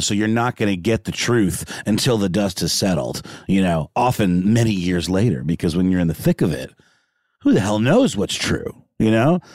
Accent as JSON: {"language": "English", "town": "Augusta", "region": "Georgia", "country": "United States", "tie": "born or raised there", "moved": "yes", "said": "my hometown of Augusta"}